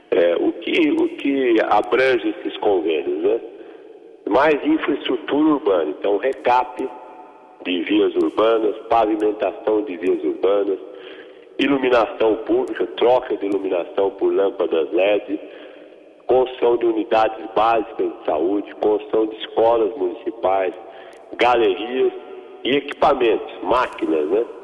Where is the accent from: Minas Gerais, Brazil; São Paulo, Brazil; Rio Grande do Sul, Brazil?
São Paulo, Brazil; Pederneiras; Eu nasci em Pederneiras. Pederneiras é uma cidade que fica entre Bauru e Jaú, à, à beira do, do lendário Tietê.